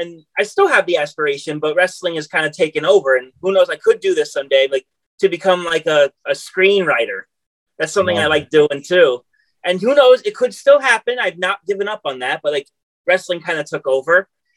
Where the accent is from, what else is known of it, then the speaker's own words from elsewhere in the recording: New York City, New York, United States; New York City.